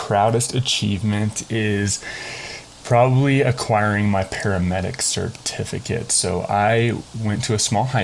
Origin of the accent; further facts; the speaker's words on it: Colorado, United States; I am also pretty much a Colorado native. I moved to Colorado when I was about 9 months old, and I've been here ever since.